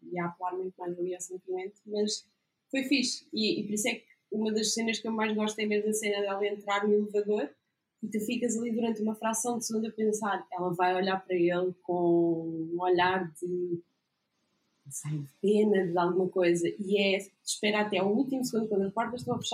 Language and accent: Portuguese; Oeiras, Lisbon, Portugal; Eu cresci em Oeiras